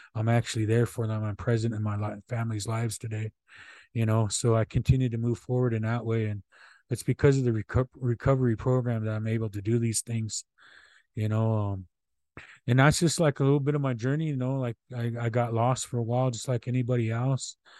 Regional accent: Omaha people, Nebraska, United States; I come from the Buffalo Tail Clan of the Omaha people. That's how, that's where I come from.

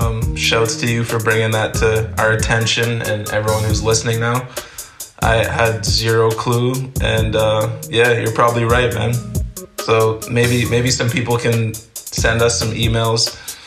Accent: Amsterdam, North Holland, Netherlands; born there; My dad's from Cameroon, and I was born in Holland, in Amsterdam.

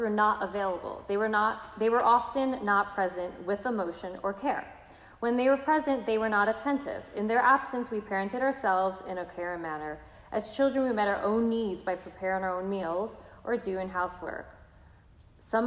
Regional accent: New York City, New York, United States; I'm from Brooklyn

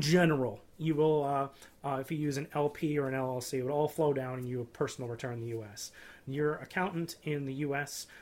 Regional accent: Canada; being a Canadian investor that's moved to being an American investor

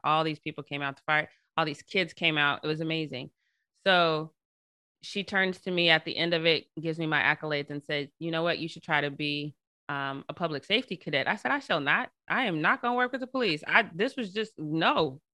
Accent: Denver, Colorado, United States; now in Long Beach, United States; I'm originally from Denver, Colorado. Uh, I went to predominantly white schools, uh, my entire schooling, K through twelve

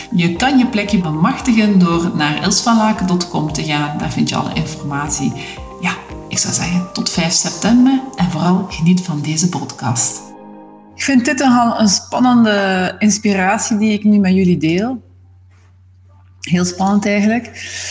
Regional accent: Zwijnaarde, Flanders, Belgium; moved away; Ik ben oorspronkelijk van Zwijnaarden, dat ligt naast Gent.

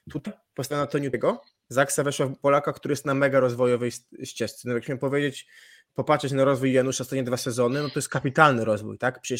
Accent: Humniska, Subcarpathian Voivodeship, Poland; pochodzę z Humnist i z Humnist pochodzi Norbert Huber.

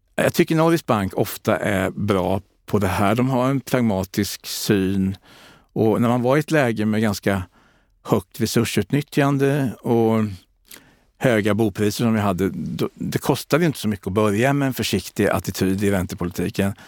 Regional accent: Sweden; där jag kommer ifrån i Kalmar och Kronobergs län

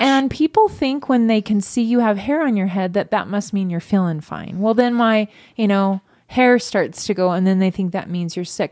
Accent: Northern California, United States; also born or lived in Sacramento / Marysville / Yuba City; I grew up in Northern California

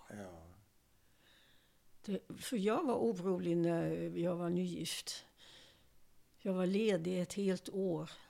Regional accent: Sweden; Nej. Jag, jag är nog mest svensk.

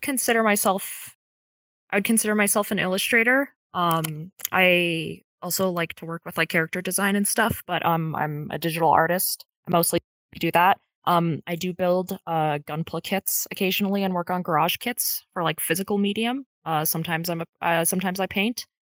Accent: United States; I am from the United States

